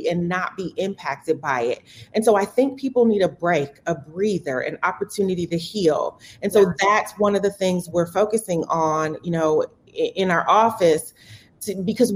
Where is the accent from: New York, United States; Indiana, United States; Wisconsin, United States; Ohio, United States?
Wisconsin, United States; Milwaukee; And so I'm born and raised in Milwaukee, born and bred.